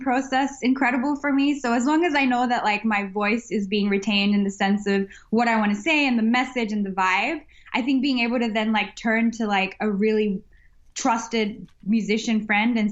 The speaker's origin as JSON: {"language": "English", "town": "Sydney", "region": "New South Wales", "country": "Australia", "tie": "born or raised there", "also_born_or_lived": "Chennai, India", "lives_now": "Melbourne, Australia", "said": "having been born in India and growing up in Australia"}